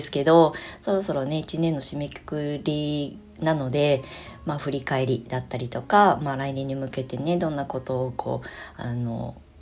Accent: Kasama, Ibaraki, Japan; moved away as an adult; 生まれ故郷の茨城県笠間市に U ターンしてきた

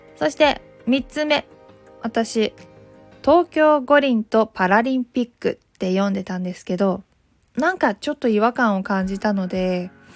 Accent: Takayama, Gifu, Japan; moved away as an adult; now in Tokyo, Japan; 私は岐阜県の飛騨高山出 身で、鉛があるため、原稿読み結構大変なんです

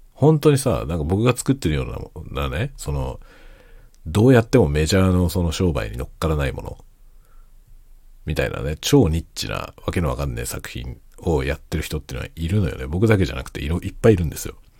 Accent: Kanto, Japan; moved away as an adult; now in Hokkaido, Japan; 僕はもともとは関東の出身なんですけど、関東出身で関東でずっと活動してたんですけどね。

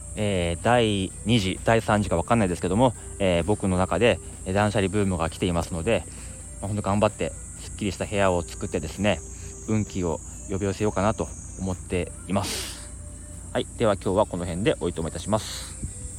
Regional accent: Akita, Japan; moved away as an adult; now in Tokyo, Japan; 秋田県に住んでてあの18歳まで高校までねそこからもう上京してきてずっともう一人暮らしをしてる

